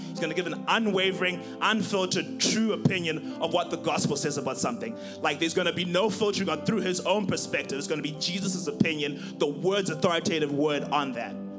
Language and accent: English; Zimbabwe; moved away as an adult; now in United States; I'm originally from Zimbabwe. And uh, so I came here in 2013 to start school